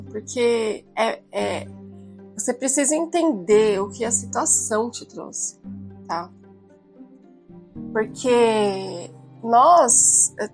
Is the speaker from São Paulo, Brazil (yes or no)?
yes; São Paulo, Brazil; Eu vim de São Paulo e, e tô no interior num, num, num conceito assim completamente diferente.